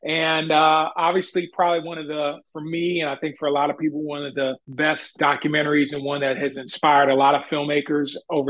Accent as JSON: {"language": "English", "town": "Chicago", "region": "Illinois", "country": "United States", "tie": "born or raised there", "said": "I'm a Chicago native. I was born and raised on the South Side here in Chicago"}